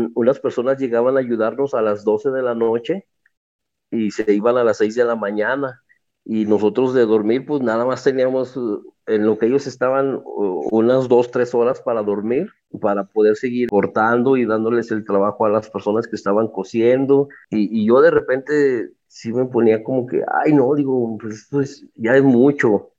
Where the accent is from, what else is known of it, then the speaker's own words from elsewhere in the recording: Guadalupe, Zacatecas, Mexico; yo soy originario de Guadalupe, Zacatecas